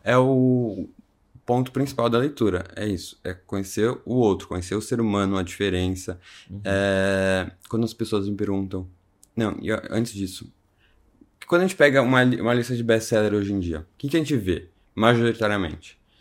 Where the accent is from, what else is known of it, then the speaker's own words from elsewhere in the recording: São Paulo, Brazil; eu nasci em São Paulo, no sul de São Paulo